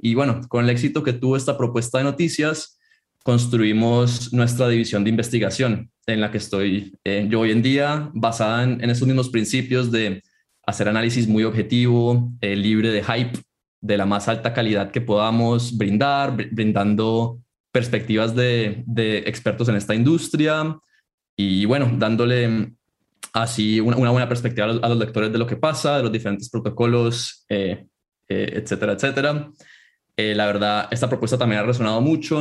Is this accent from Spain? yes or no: no; Colombia; moved away as an adult; also born or lived in Chicago, United States; yo soy originalmente colombiano, pero fui a, estudiar en Estados Unidos, estudié en Chicago